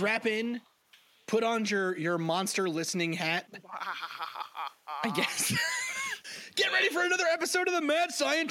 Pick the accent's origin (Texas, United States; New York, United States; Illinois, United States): New York, United States; New York City; I grew up right next to New Jersey. I grew up in Staten Island, New York.